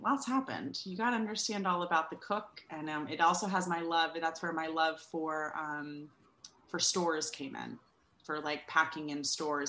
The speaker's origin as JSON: {"language": "English", "region": "California", "country": "United States", "also_born_or_lived": "Georgia / North Carolina", "lives_now": "New York, United States", "said": "California, the state from which I hail, sort of, mostly. I said the other day, somebody's like, where are you from? And I'm like, California via Georgia and North Carolina, but now I live in New York."}